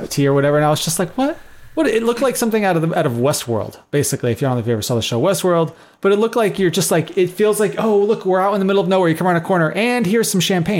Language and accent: English; United States